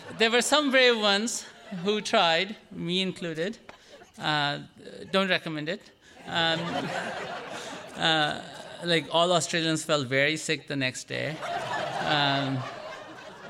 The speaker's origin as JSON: {"language": "English", "country": "India", "moved": "yes", "lives_now": "United States", "said": "I'm Indian"}